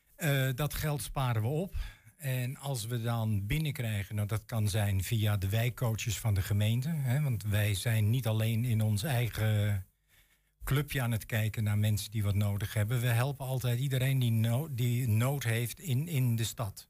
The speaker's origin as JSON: {"language": "Dutch", "town": "Huizen", "region": "North Holland", "country": "Netherlands", "moved": "yes", "lives_now": "Enschede, Netherlands", "said": "ik kom zelf uit Huizen, dat is een vrij rijke gemeente."}